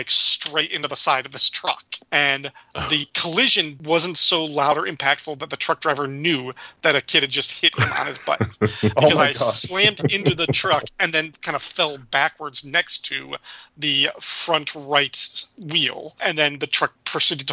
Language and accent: English; DeKalb, Illinois, United States; my hometown of DeKalb, Illinois, where I grew up